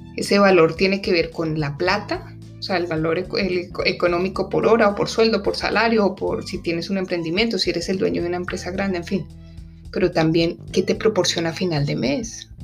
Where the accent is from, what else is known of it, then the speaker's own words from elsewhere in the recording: Colombia; now in Washington, United States; En mi país de origen, que es, eh, es, Colombia